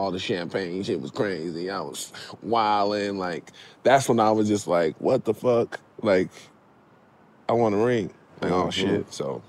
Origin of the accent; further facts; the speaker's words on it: Baton Rouge, Louisiana, United States; I'm from Baton Rouge, Louisiana.